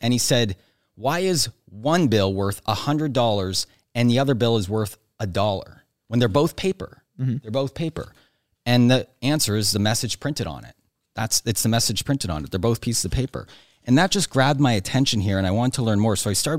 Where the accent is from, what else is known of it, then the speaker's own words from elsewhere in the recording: Nova Scotia, Canada; So I grew up on the East Coast of Canada, Nova Scotia, not a lot of people there.